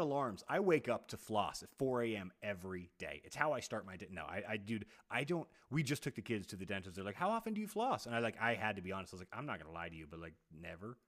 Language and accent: English; Texas, United States; I'm I'm 10 years older than you and I grew up in Texas.